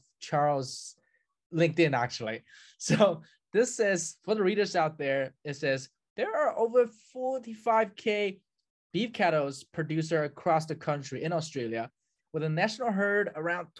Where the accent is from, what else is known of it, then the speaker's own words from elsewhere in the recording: China; now in United States; I grew up in China